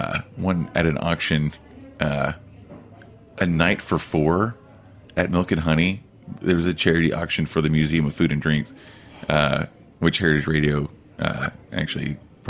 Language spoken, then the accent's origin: English; Oklahoma, United States; now in Denver, United States; I grew up in Oklahoma, and living in Oklahoma City, I used to go to Denver for a bike rally every summer, and I fell in love with Denver.